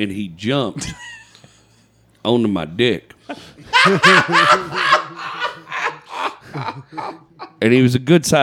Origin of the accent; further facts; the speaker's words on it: United States; I'm American.